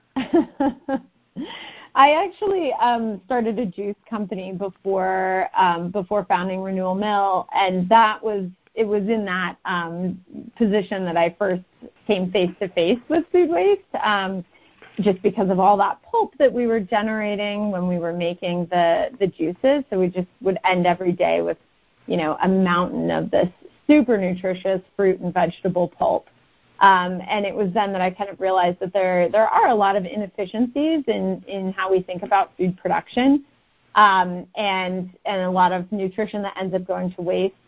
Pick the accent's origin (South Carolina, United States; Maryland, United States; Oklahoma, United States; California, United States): California, United States; Northern; moved away as an adult; also born or lived in Connecticut; now in Oakland, United States; I'm originally from Northern California